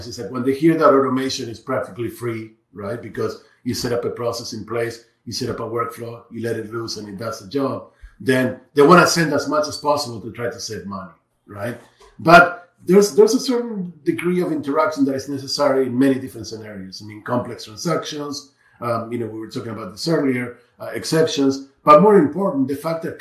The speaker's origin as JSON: {"language": "English", "country": "Argentina", "said": "I'm from Argentina"}